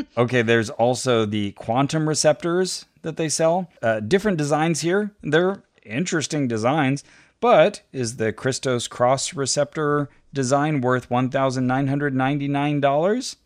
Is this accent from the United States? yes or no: yes; near Berkeley, California, United States; it's near my hometown.